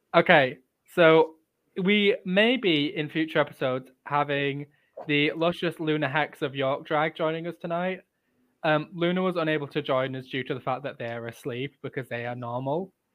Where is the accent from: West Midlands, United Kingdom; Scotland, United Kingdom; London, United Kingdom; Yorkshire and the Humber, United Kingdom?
Yorkshire and the Humber, United Kingdom; Leeds; we're both from Leeds